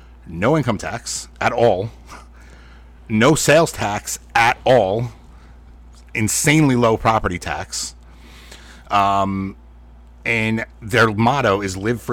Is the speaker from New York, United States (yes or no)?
yes; New York, United States; Now, we're from New York.